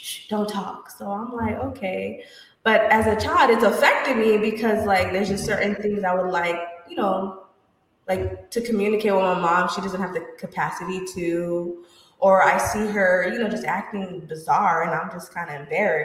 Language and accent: English; Florida, United States; I was raised in Florida